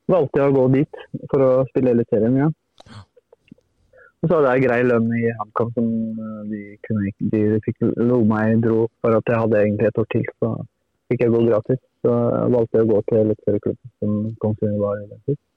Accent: Turkey; Jeg er jo opprinnelig fra Tyrkia, og det er, jeg hadde ambisjoner siden jeg var liten og har følt med de store lagene i Tyrkia.

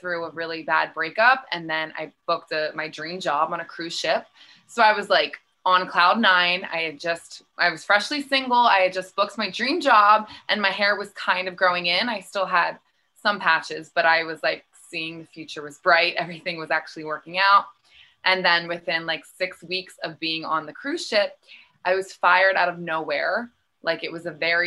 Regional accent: Philadelphia, Pennsylvania, United States; I'm from Philly, Pennsylvania, East Coast. I grew up there

